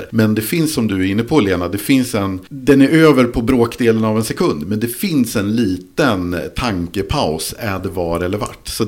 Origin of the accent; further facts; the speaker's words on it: Mälaren Valley, Sweden; jag kommer från Mälardalen och jag vet att jag tenderar att överanvända vart. Vilket är ganska vanligt från ja, det därifrån jag kommer.